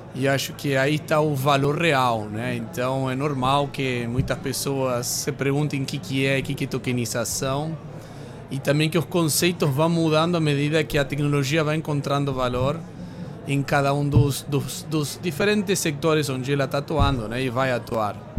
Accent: Argentina; Portuguese is a second language; moved away as an adult; now in Brazil

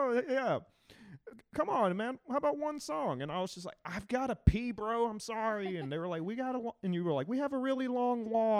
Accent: the South, United States; accent: Southern; he seemed down that I was from the South.

